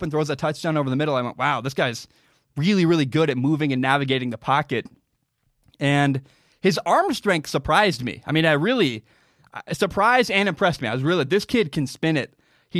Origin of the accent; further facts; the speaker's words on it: Washington, United States; My home state of Washington just announced that we're going to be stuck inside for at least another 31 days